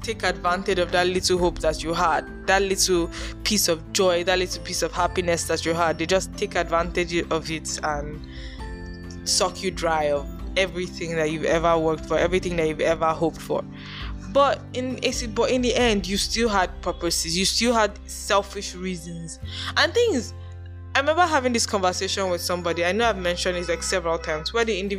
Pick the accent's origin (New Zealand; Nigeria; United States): Nigeria; I'm Nigerian